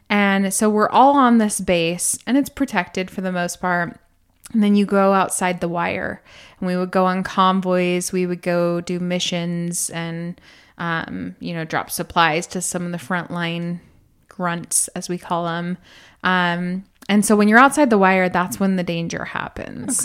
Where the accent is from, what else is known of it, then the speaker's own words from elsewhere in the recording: United States; moved away as an adult; we grew up in America